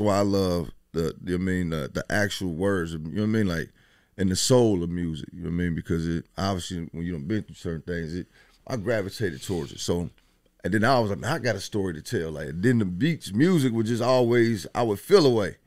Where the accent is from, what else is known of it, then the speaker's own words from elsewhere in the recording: Dayton, Ohio, United States; I'm from Dayton. I mean, Westwood to be exact.